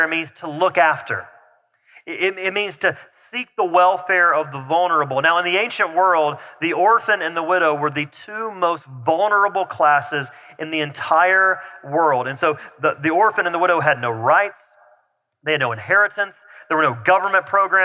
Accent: the South, United States; accent: southern; my southern accent starts to come out back out a little bit

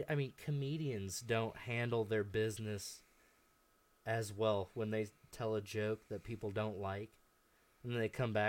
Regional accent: Albia, Iowa, United States; I'm from Albia.

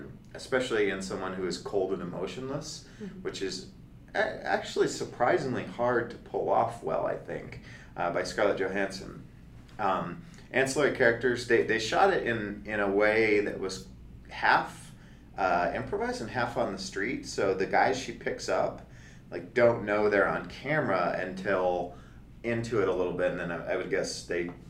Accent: United States; I'm American

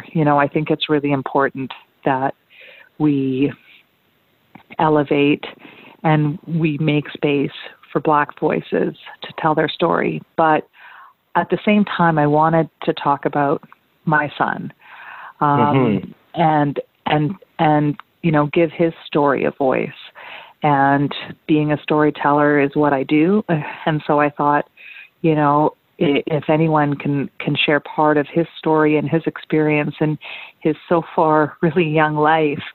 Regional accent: Vancouver, British Columbia, Canada; also born or lived in Sri Lanka; growing up in Vancouver, I was a total nerd

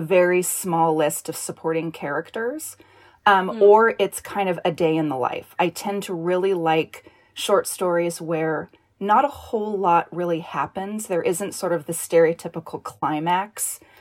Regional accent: Northern California, United States; I grew up in Northern California.

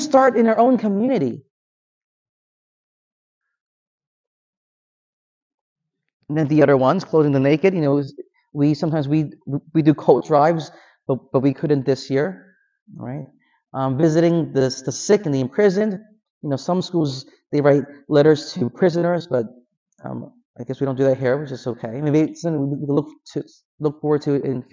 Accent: Philadelphia, Pennsylvania, United States; growing up in Philadelphia

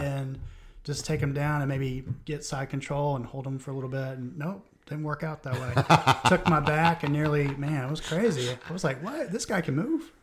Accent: Florida, United States; I'm from Florida.

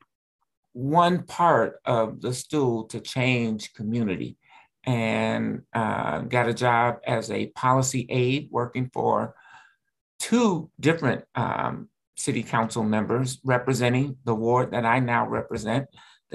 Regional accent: Chicago, Illinois, United States; now in Minneapolis, United States; I grew up in Chicago

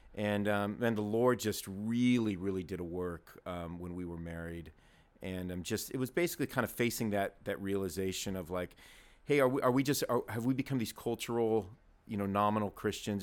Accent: Southern California, United States; I was born and raised in Southern California

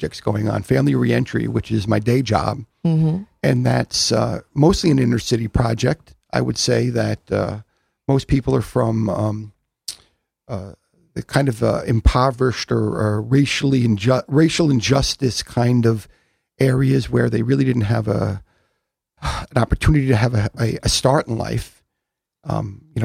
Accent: Long Island, New York, United States; I grew up on Long Island

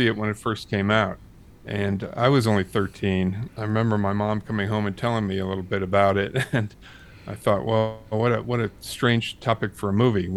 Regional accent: St. Louis, Missouri, United States; moved away as an adult; also born or lived in Evanston, Illinois; now in San Francisco Bay Area, United States; I grew up in St. Louis in the 60s and 70s.

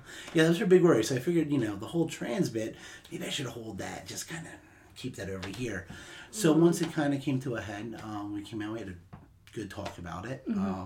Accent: Atlantic City, New Jersey, United States; I grew up in South Jersey, right outside of Atlantic City, New Jersey

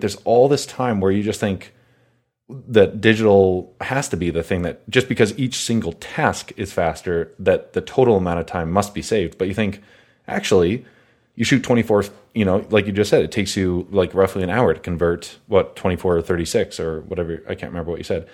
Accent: Calgary, Alberta, Canada; growing up in Calgary

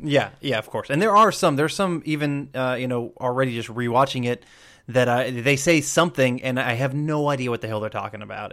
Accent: Georgia, United States; I'm a Southerner, as I grew up mostly in Georgia.

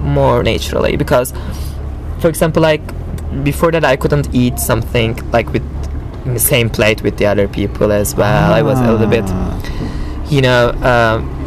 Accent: Istanbul, Turkey; now in Belize; I grew up in Istanbul, so Istanbul is a cosmopolitan city

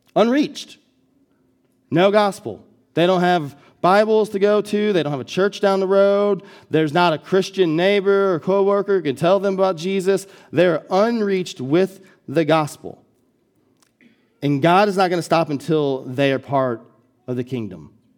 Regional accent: Collinsville, United States; when I moved back to Collinsville, my hometown, to plant the church

